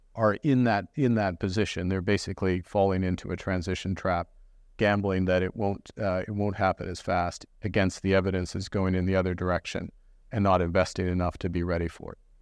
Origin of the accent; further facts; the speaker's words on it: Fort Smith, Northwest Territories, Canada; I was born in Fort Smith uh, in the Northwest Territories